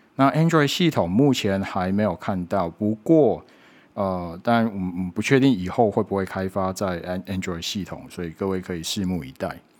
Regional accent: Taiwan; 我们是台湾人民的发言

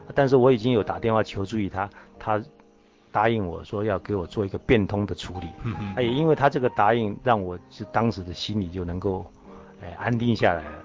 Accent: Taiwan; 我是从大陆来的，在台湾生的

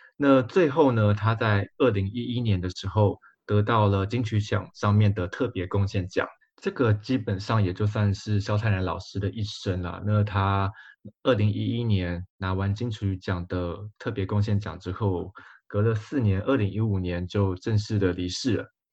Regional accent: Taiwan; 我们台湾人

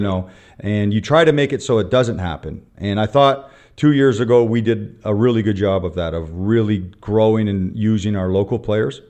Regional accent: Canada; moved away as an adult; also born or lived in Vietnam; now in Taiwan; I'm a Canadian, former Canadian basketball player, Canadian coach

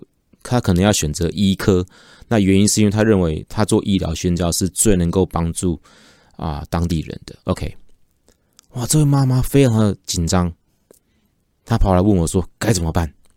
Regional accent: Taiwan; 指的就是我们台湾人。

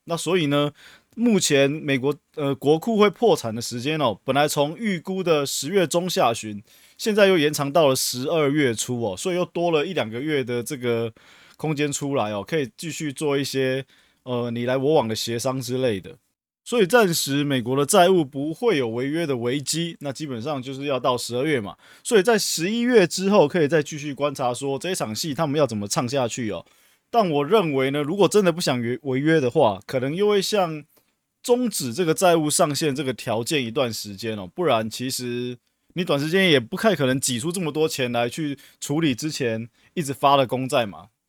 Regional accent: Taiwan; 我们台湾人民

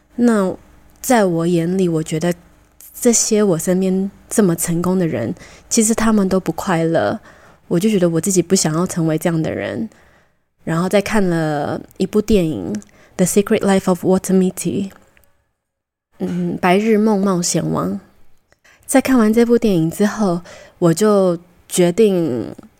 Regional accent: Taiwan; also born or lived in Costa Rica; 小时候在哥斯达黎加到七岁的时候回台湾，我觉得对我有蛮大的影响

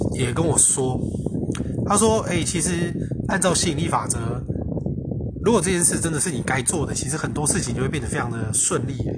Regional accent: Taiwan; moved away; 我是台湾人

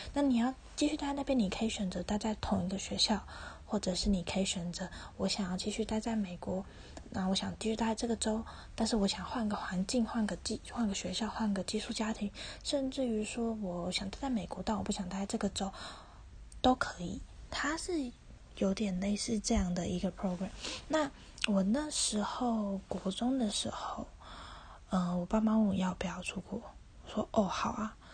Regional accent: Taiwan; moved away as an adult; 我爸爸妈妈都是台湾人，土生土长，然后我也是。然后下面还有个弟弟

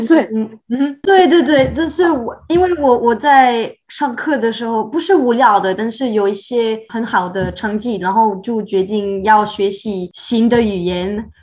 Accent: France; first language French; Chinese is a second language; moved away as an adult; also born or lived in China / Taiwan; now in Montreal, Canada; 我出生的地方就是比较小的农村

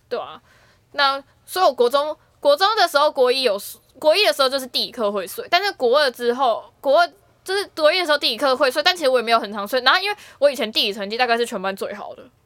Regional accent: Taipei, Taiwan; 我是台北长大的小孩嘛

